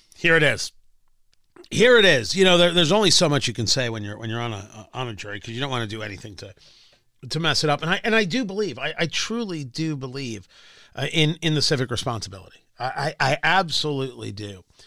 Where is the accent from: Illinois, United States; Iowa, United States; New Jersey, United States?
New Jersey, United States; Growing up in New Jersey